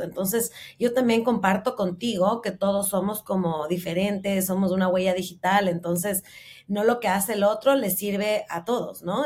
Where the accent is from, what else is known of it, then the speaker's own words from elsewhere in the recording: Ecuador; moved away as an adult; hace ya van a ser ocho meses que salí de Ecuador